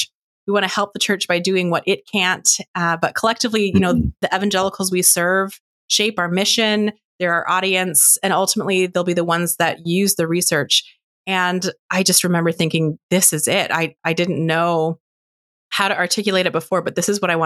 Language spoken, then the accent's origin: English; an hour west of Ottawa, Ontario, Canada; moved away as an adult; also born or lived in United States; I grew up in Canada. I am Canadian, and I grew up in a small rural church just about an hour west of Ottawa